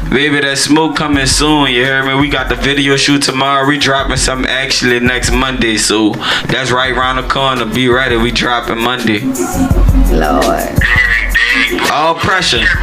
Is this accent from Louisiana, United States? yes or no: yes; New Orleans, Louisiana, United States; Um, initially, where I'm from in New Orleans, I grew up on the west side of the city. You know, I grew up in Marrero, and uh, I grew up in Algiers.